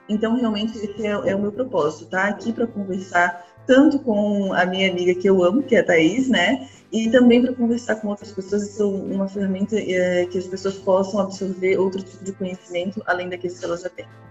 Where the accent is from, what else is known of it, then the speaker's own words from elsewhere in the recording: Florianópolis, Santa Catarina, Brazil; Eu de Florianópolis não, não tem como não ter esse meu sotaque